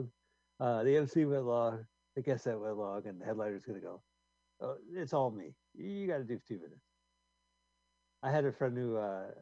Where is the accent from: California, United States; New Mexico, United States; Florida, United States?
California, United States; I'm from California